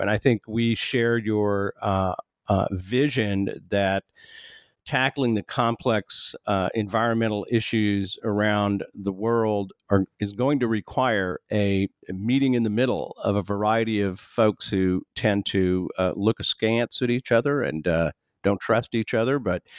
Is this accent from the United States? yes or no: yes; Texas, United States; I've heard his name all growing up in Texas.